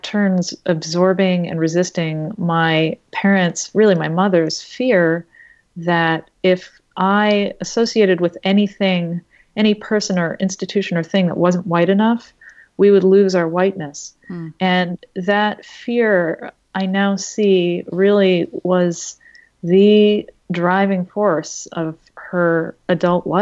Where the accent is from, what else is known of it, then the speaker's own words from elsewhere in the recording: Boston, Massachusetts, United States; growing up in Boston, which is a very white place